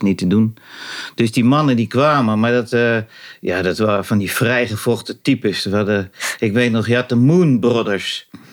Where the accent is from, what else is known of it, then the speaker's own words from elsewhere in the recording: Rozendaal, Gelderland, Netherlands; now in Loenen, Netherlands; het huis waar ik opgroeide de ligt in de Inbos. Dat was een jachthuis. En dat ligt in, eh, dat was toen, het ligt in de gemeente Roosendaal